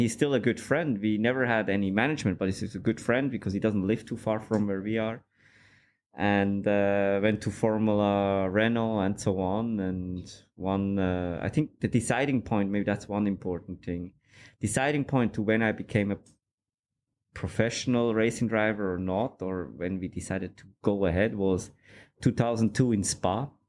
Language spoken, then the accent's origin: English; Switzerland; I grew up in Switzerland, and my dad always liked cars. We went go-karting there, and I used to do a bit of karting.